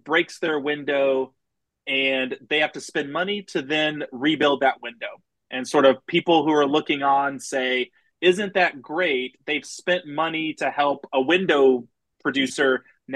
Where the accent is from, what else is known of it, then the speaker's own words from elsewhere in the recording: Houston, Texas, United States; I grew up outside of Houston